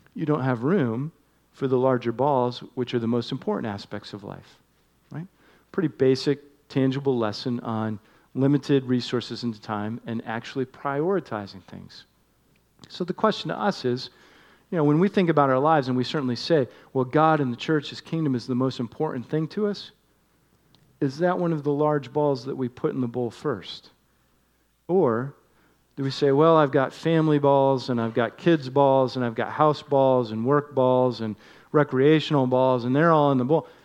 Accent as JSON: {"language": "English", "region": "Northeast", "country": "United States", "tie": "born or raised there", "moved": "yes", "said": "one that I grew up enjoying in the Northeast"}